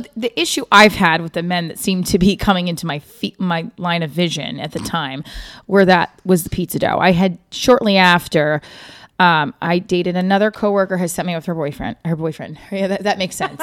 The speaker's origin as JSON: {"language": "English", "region": "New Jersey", "country": "United States", "said": "I'm from Jersey, but I am right outside New York City"}